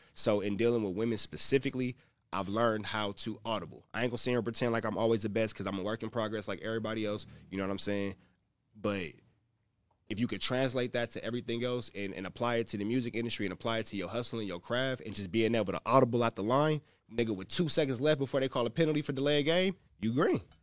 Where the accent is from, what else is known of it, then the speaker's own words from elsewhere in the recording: Los Angeles, California, United States; I'm from the Crenshaw district. I'm from Rolling 60s.